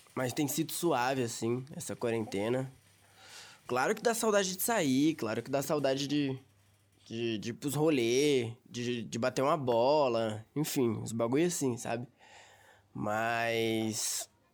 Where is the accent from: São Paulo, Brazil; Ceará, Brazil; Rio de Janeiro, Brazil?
São Paulo, Brazil; São Bernardo do Campo; also born or lived in São Caetano do Sul; eu sou de São Bernardo do Campo, moro no Riacho, eu tenho 19 anos, eu moro aqui em São Bernardo faz uns 6 anos já. Eu morava na verdade em São Caetano